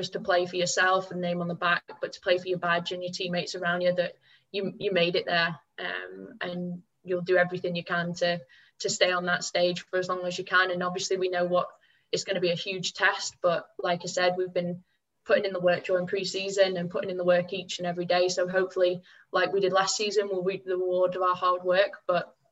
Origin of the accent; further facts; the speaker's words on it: England, United Kingdom; moved away as an adult; now in Scotland; England to win, obviously, just because it's my home country.